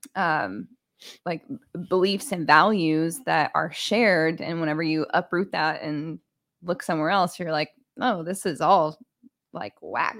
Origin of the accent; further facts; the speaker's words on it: Texas, United States; moved away; growing up in Texas